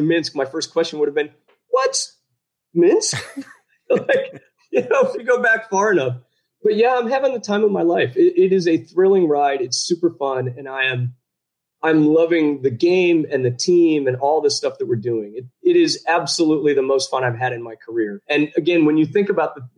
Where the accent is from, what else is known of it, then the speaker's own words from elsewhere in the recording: Chicago, Illinois, United States; moved away as an adult; now in Belarus; I grew up in the Midwest, right? Actually in Chicago.